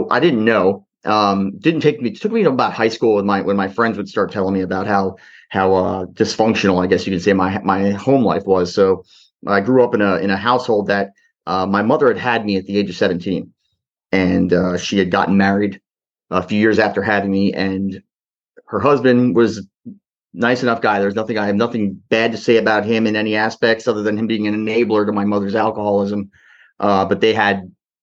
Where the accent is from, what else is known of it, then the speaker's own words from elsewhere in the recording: New Jersey, United States; I was born in New Jersey